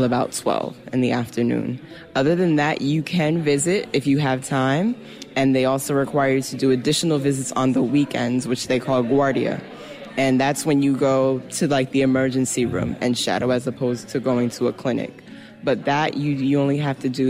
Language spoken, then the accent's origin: English; Newark, New Jersey, United States; moved away as an adult; now in Havana, Cuba; return back to my hometown and practice medicine